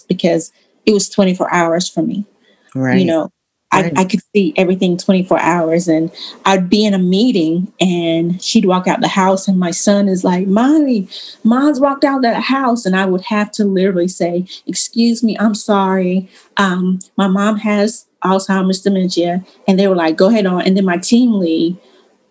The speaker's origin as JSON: {"language": "English", "region": "Eastern North Carolina", "country": "United States", "moved": "as an adult", "lives_now": "Raleigh, United States", "said": "I'm from East North Carolina."}